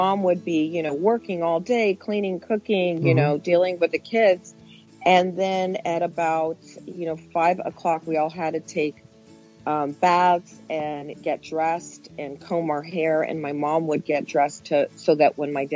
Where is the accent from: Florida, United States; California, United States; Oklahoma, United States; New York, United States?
California, United States; also born or lived in Mexico; I was made in Mexico, and I was born in the United States, California.